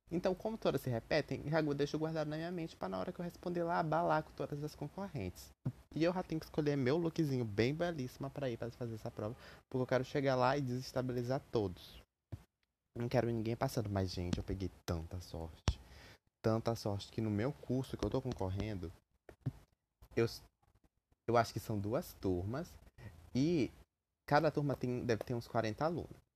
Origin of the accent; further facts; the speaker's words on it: Maranhão, Brazil; Eu sou maranhense, moro nessa cidade maldita, presa nesse lugar desgraçado. E eu tenho que morar aqui, né? É a vida, né?